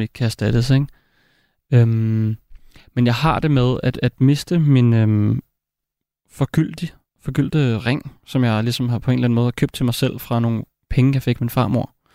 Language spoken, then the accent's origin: Danish; Copenhagen, Capital Region of Denmark, Denmark; jeg voksede op i København